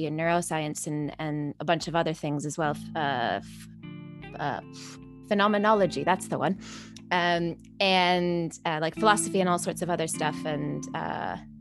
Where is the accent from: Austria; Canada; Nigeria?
Canada; now in London, United Kingdom; I am a freelance contemporary dancer based in London. I'm originally from Canada.